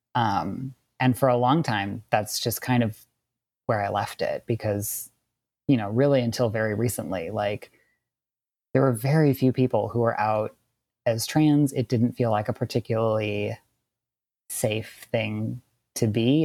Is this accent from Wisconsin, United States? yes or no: yes; Wisconsin, United States; also born or lived in Southern California; now in California, United States; I grew up in Wisconsin and I'm a queer trans man, and I currently live in Southern California.